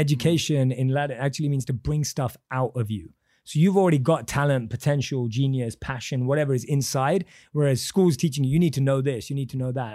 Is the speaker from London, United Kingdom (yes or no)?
yes; London, United Kingdom; born and raised in London